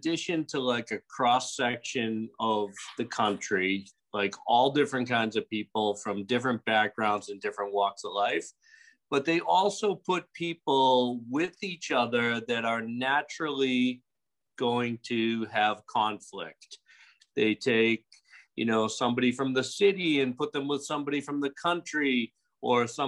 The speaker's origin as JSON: {"language": "English", "town": "Boston", "region": "Massachusetts", "country": "United States", "moved": "as an adult", "lives_now": "Pensacola, United States", "said": "I'm originally from Boston. I've been living in Pensacola for about 16 years now"}